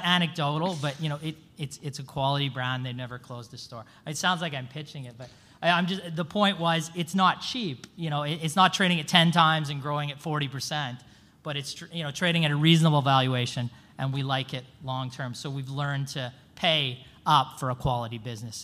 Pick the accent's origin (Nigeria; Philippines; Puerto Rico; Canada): Canada; Vancouver, British Columbia; I'm from Vancouver, Canada